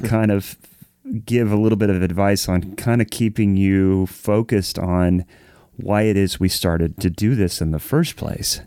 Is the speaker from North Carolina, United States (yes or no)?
no; Columbus, Ohio, United States; I grew up in Columbus, so always went to Columbus Pro Percussion